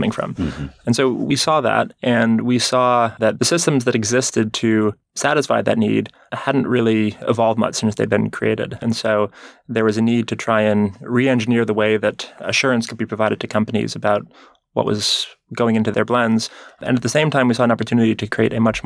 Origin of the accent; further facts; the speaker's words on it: Rhode Island, United States; I grew up in Rhode Island in the Northeast